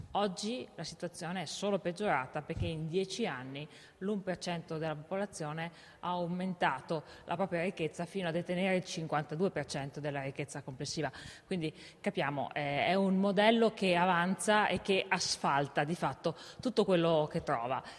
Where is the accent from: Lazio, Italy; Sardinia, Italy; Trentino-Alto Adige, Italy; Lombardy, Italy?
Trentino-Alto Adige, Italy; Val di Fiemme; also born or lived in Innsbruck; Io sono nata nelle Dolomiti, sono originaria della Val di Fiemme